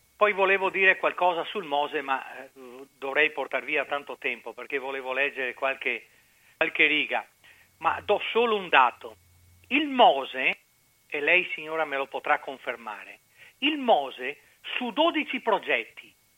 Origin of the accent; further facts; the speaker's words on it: Venice, Veneto, Italy; ho avuto l'uso della ragione come veneziano